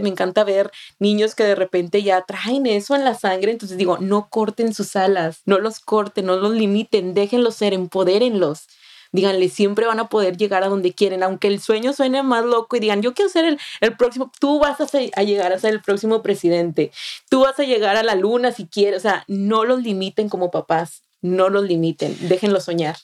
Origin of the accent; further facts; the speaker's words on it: Monterrey, Nuevo León, Mexico; moved away as an adult; now in Austin, United States; yo soy una joven de, de 28 años que soy originaria de Monterrey, Nuevo León, México.